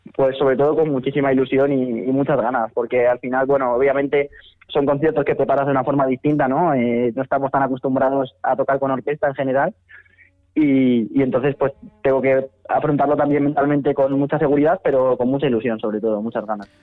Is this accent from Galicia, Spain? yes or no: no; Madrid, Community of Madrid, Spain; also born or lived in León; Sí, nací en León, correcto. Vivo en Madrid desde que nací prácticamente, así que soy medio leonés, medio madrileño